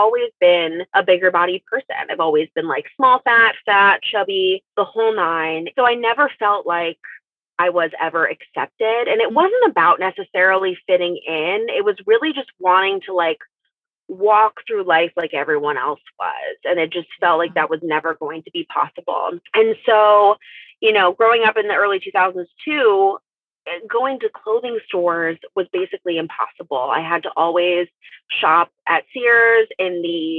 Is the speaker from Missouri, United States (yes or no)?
yes; St. Louis, Missouri, United States; I grew up in St. Louis